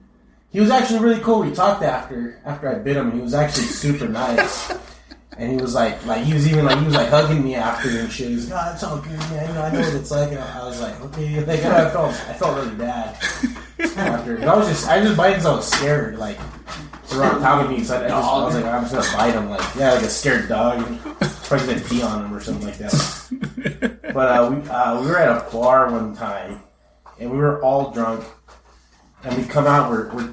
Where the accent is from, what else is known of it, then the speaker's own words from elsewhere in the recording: Chula Vista, California, United States; We're from Chula Vista.